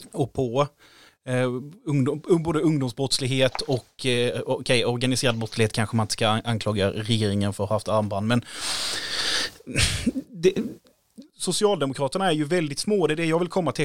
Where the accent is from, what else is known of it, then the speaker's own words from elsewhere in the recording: Sweden; då sa vi Sverige